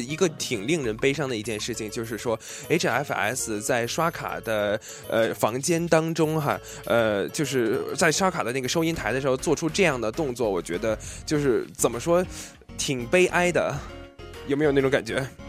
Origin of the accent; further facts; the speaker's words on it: China; now in Seattle, United States; 我们中国人